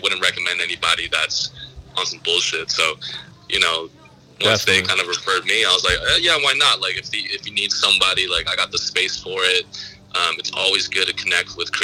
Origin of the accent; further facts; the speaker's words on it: San Francisco, California, United States; also born or lived in San Diego; I'm from the Bay, so like being in San Francisco, you're kind of fast paced